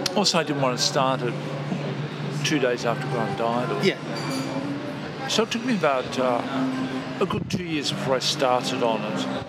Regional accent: Brisbane, Queensland, Australia; we're from Brisbane

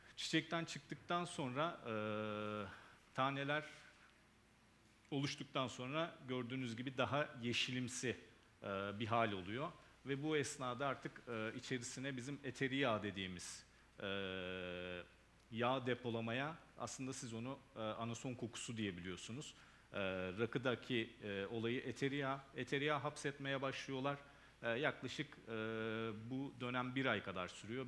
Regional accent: Denizli, Turkey; also born or lived in Burdur; doğum yerim Denizli ama e, kökenim, anasonun vatanı olan Burdur, Türkiye'de.

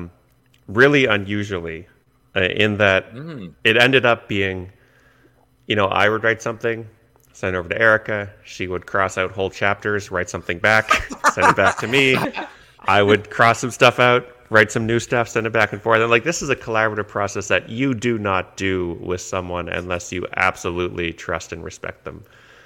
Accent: Canada; I'm Canadian

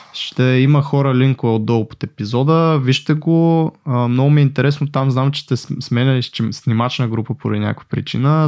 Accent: Botevgrad, Sofia Province, Bulgaria; Аз понеже съм от Ботеврат

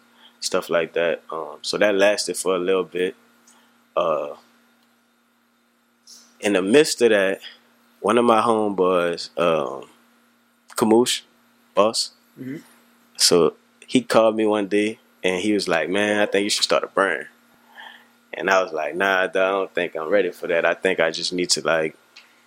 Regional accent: New Orleans, Louisiana, United States; also born or lived in Houston; I'm from the Magnolia Projects

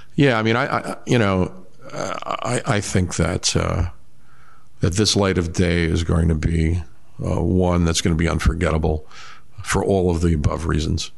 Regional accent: Lavallette, New Jersey, United States; also born or lived in Asbury Park, New Jersey; I grew up in Lavalette

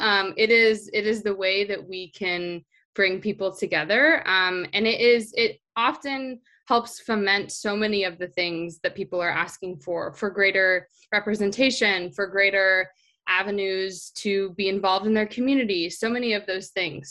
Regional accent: Orange County, California, United States; I grew up in Orange County, California

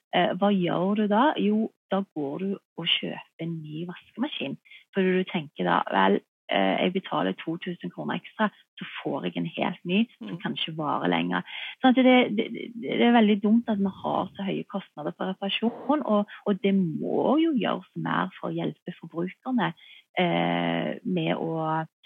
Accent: Norway; her hjemme i Norge

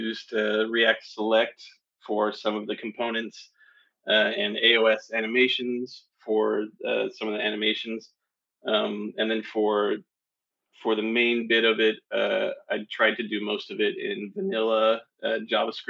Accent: Tennessee, United States; I grew up in Tennessee

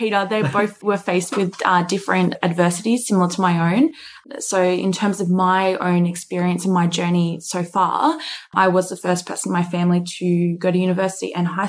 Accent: Nowra, New South Wales, Australia; also born or lived in Wollongong; born and bred in Nowra on the south coast of New South Wales, I then moved to Wollongong for university.

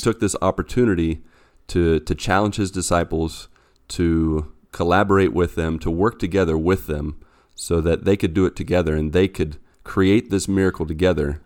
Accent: West Virginia, United States; moved away as an adult; now in Brazil; I am originally from West Virginia, and I've been here in Brazil for the past seven years

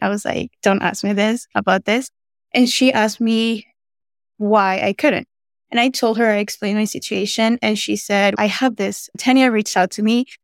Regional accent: Venezuela; now in United States; I'm originally from Venezuela

